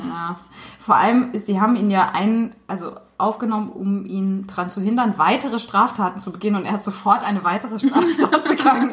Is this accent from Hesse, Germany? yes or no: no; St. Wendel, Saarland, Germany; moved away; in St. Wendel, meiner alten Heimat